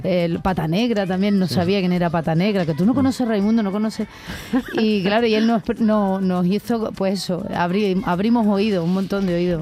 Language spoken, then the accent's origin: Spanish; Málaga, Andalusia, Spain; soy de Málaga